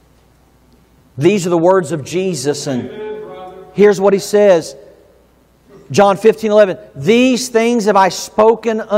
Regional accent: the South, United States; moved away; I grew up in the South

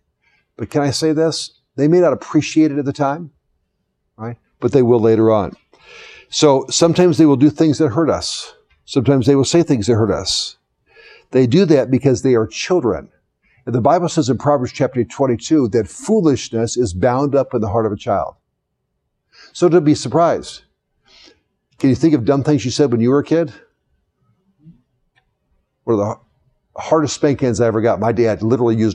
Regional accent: the South, United States; I was born in the South

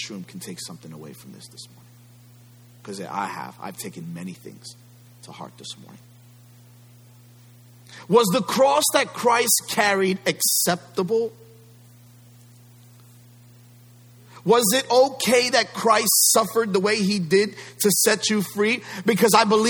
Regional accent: United States

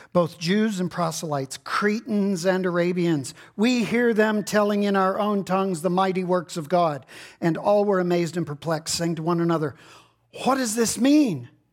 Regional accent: Texas, United States; I'm from Texas.

